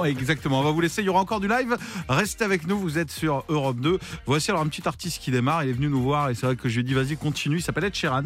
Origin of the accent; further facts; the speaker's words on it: Vendée, Pays de la Loire, France; je suis de Vendée